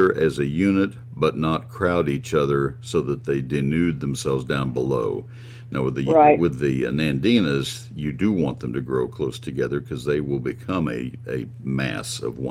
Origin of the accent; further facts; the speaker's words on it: College Station, Texas, United States; also born or lived in Dallas-Fort Worth area, Texas; I spent all of my childhood days growing up in College Station